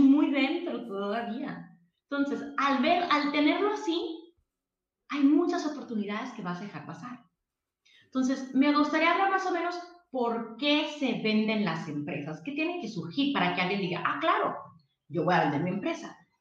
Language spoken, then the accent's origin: Spanish; Mexicali, Baja California, Mexico; yo soy de Mexicali, em, estudié aquí contador público internacional